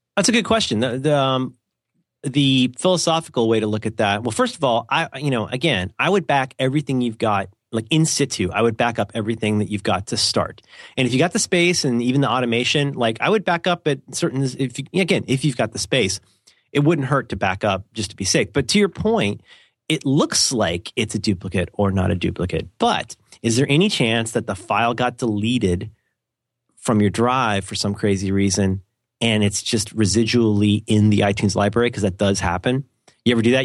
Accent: United States; I'm an American

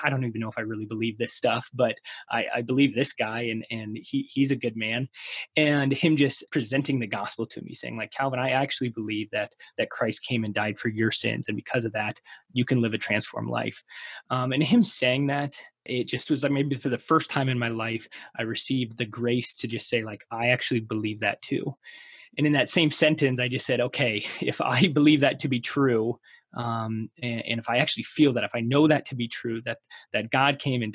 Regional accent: Crofton, Nebraska, United States; I grew up in Crofton, Nebraska

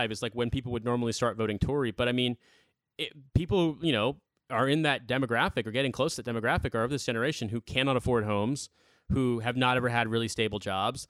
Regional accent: Indianapolis, Indiana, United States; moved away as an adult; now in United Kingdom; I'm from Indianapolis originally

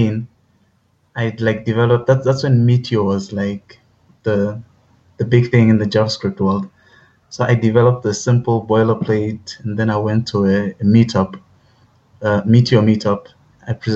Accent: South Africa; growing up in South Africa was like probably growing up anywhere else

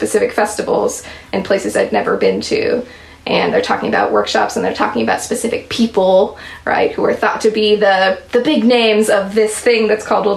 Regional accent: Anchorage, Alaska, United States; I grew up in Anchorage, Alaska

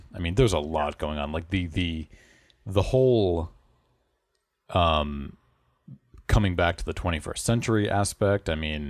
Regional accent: Massachusetts, United States; And we're from the Boston area.

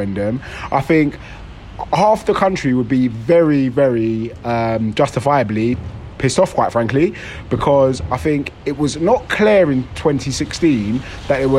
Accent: London, United Kingdom; also born or lived in Romford; I'm from London, so I grew up in London stuff, I actually live in Romford, just outside London

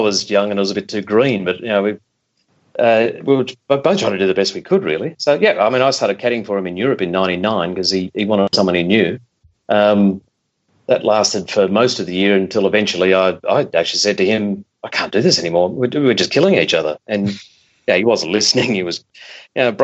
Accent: Melbourne, Victoria, Australia; moved away as an adult; now in London, United Kingdom; I'm from Melbourne. I caddied when I was 11 years old at Royal Melbourne.

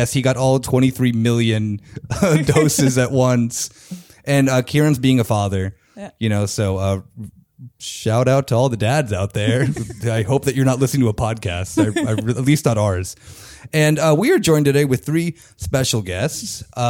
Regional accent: United States; now in Germany; as me being an American

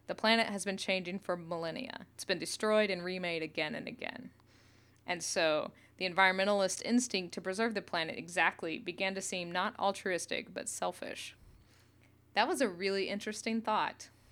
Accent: Northeast Oklahoma, United States; I grew up in Northeast Oklahoma

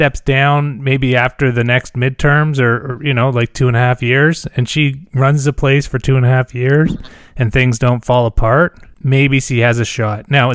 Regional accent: Canada; I'm a Canadian

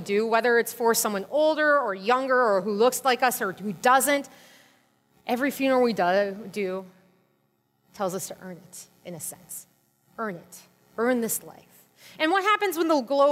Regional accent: Minnesota, United States; I'm from Minnesota

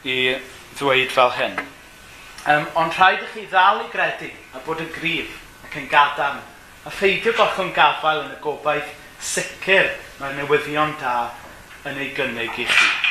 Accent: Gomes Coch, Wales, United Kingdom; now in Caernarfon, United Kingdom; dwi'n dod o Gomes Coch ac yn byw yng Nghernarfon.

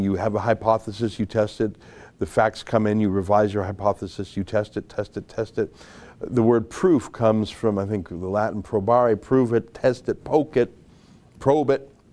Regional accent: Calgary, Alberta, Canada; now in Toronto, Canada; I grew up in Calgary, not a lot of Italian people out there

